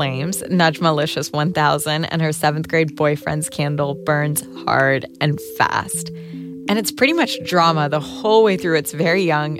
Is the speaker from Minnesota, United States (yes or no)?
yes; Rochester, Minnesota, United States; it's kind of hard being a player when you're a Somali-American teenage girl growing up in Rochester, Minnesota, and you aren't actually allowed to talk to boys.